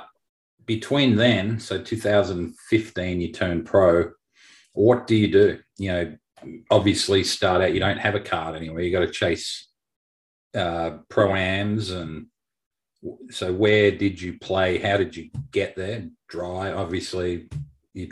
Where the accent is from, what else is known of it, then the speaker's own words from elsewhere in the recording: Melbourne, Victoria, Australia; moved away as an adult; now in United States; I grew up in Melbourne